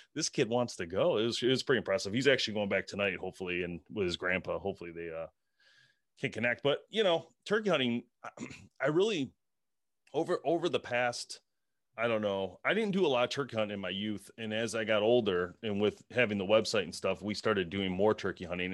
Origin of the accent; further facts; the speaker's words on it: Michigan, United States; we're from Michigan